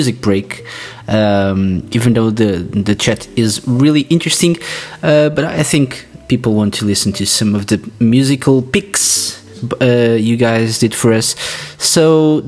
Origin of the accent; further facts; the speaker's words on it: Portugal; I'm from Portugal and I loved it.